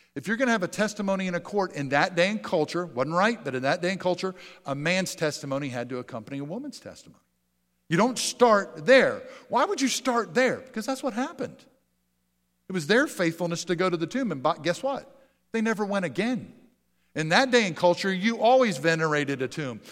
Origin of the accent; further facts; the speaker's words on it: Pennsylvania, United States; moved away; I grew up in Pennsylvania